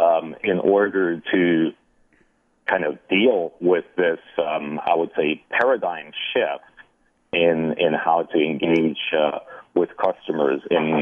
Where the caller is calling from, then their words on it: Half Moon Bay, California, United States; I'm calling from California, lovely Half Moon Bay